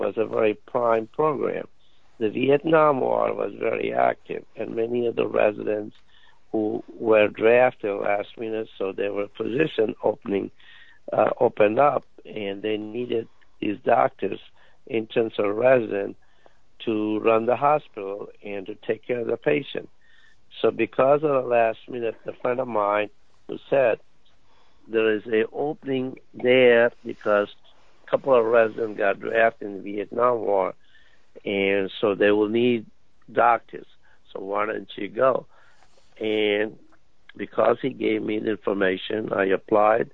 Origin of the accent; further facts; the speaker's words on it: India; moved away as an adult; now in United States; I came all the way from India, 10,000 miles